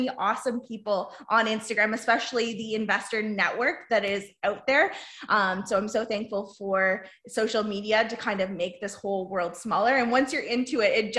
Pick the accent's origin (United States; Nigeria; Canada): Canada; Dutton, Ontario; I'm from a small town of Dutton, Ontario